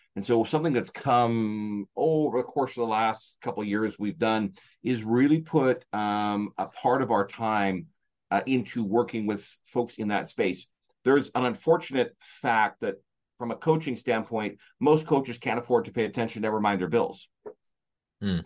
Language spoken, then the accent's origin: English; Canada; I'm from Canada.